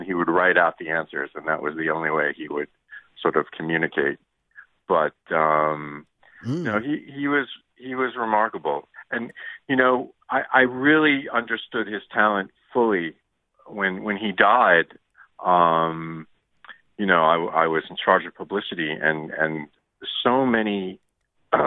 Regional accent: Ann Arbor, Michigan, United States; I grew up in the Midwest, in Ann Arbor

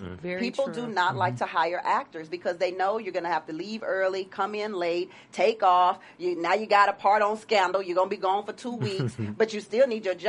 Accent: the South, United States; I'm not from L.A., I'm from the South.

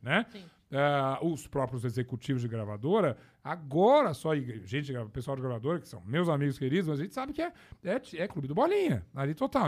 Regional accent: São Paulo, Brazil; also born or lived in Uberaba, Minas Gerais; eu já estava aqui em, em, São Paulo, eu, eu, estudei aqui, meu colégio

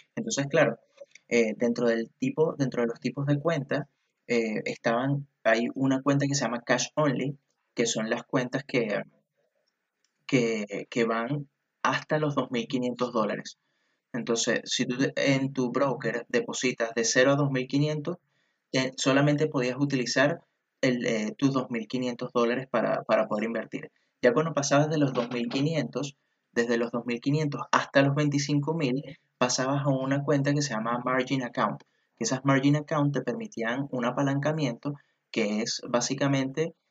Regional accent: Venezuela; now in Chile; yo que soy venezolano y que resido aquí en Chile

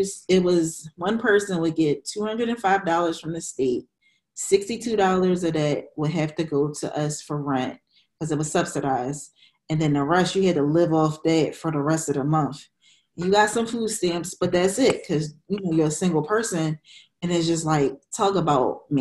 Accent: Philadelphia, Pennsylvania, United States; also born or lived in Minnesota; I grew up in the East Oak Lane section of Philadelphia

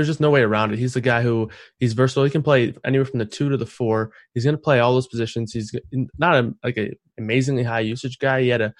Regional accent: Michigan, United States; I'm from Michigan

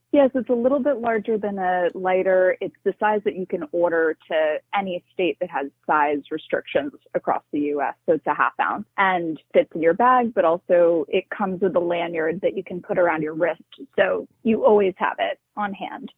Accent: New York City, New York, United States; I grew up in New York City

